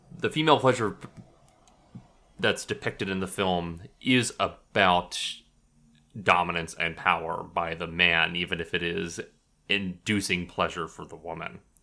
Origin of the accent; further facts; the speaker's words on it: United States; moved away; also born or lived in Texas / Oklahoma; I grew up in Texas and Oklahoma